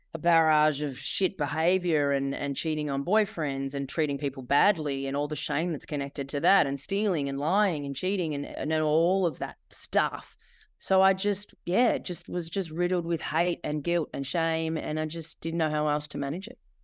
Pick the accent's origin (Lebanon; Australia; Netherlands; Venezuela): Australia; Bendigo, Victoria; moved away as an adult; also born or lived in Sydney; I ended up back in my hometown, Bendigo